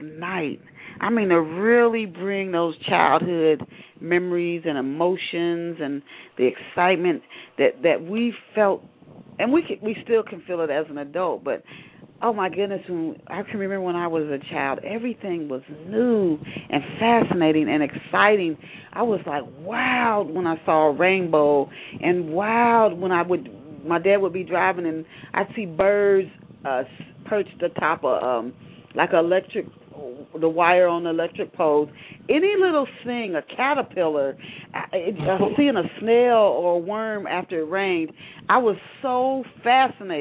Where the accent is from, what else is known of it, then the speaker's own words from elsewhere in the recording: Knoxville, Tennessee, United States; also born or lived in Ohio; in Knoxville, Tennessee, where I spent my childhood. I thought I was born in Ohio.